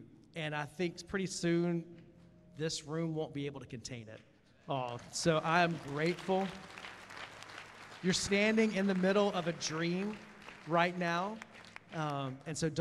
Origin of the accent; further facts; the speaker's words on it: Columbia, South Carolina, United States; I grew up in Columbia, South Carolina